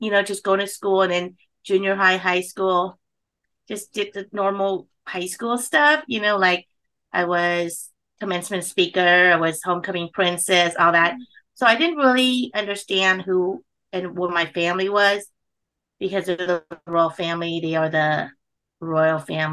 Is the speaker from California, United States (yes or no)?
yes; Long Beach, California, United States; English is a second language; also born or lived in Cambodia; I grew up in California. We were actually the first refugee in Long Beach